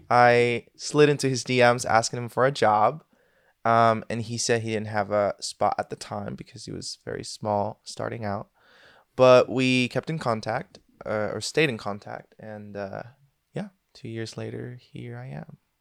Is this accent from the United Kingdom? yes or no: no; Venezuela; moved away as an adult; now in Switzerland; I am actually from Venezuela, if anybody knows where that is. And uh, I moved out of there when I was 19 straight to Switzerland